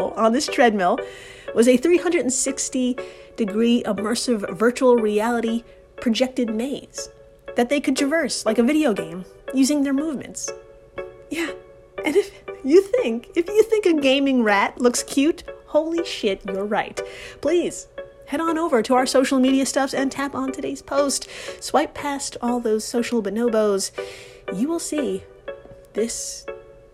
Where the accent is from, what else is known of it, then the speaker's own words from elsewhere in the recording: New York, United States; I'm from New York